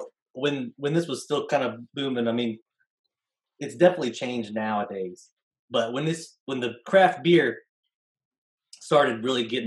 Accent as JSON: {"language": "English", "town": "Grain Valley", "region": "Missouri", "country": "United States", "tie": "born or raised there", "also_born_or_lived": "Kansas City", "said": "I grew up in Grain Valley."}